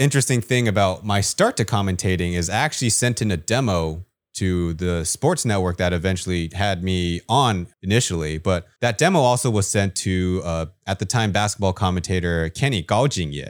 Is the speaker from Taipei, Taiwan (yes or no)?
yes; Taipei, Taiwan; And so growing up in Taipei, I looked up to the professional ball players here in Taiwan